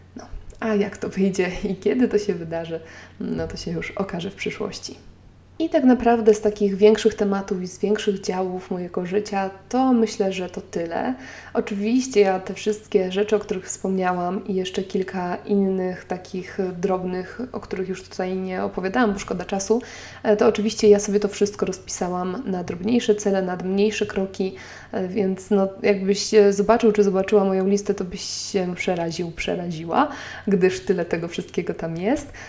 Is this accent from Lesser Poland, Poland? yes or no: yes; Nowy Sącz, Lesser Poland, Poland; now in Warsaw, Poland; w mojej rodzinnej miejscowości w Nowym Sączu